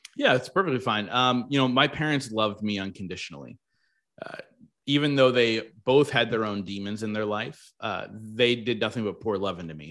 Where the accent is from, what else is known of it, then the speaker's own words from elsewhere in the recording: New Jersey, United States; I grew up in South Jersey, so really close to the beach